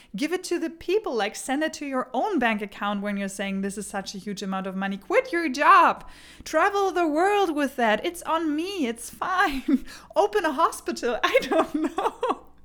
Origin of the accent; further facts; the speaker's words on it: Germany; English is a second language; now in Denmark; I grew up in Germany. I moved to Denmark